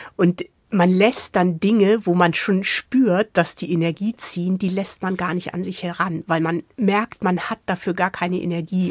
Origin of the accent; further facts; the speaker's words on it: Hamburg, Germany; moved away; Also ich komme ja aus Hamburg